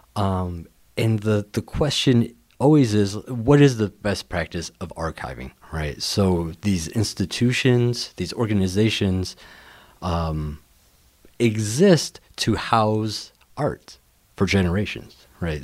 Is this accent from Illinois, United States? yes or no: yes; Rockford, Illinois, United States; I'm from Rockford, so Rockford is my hometown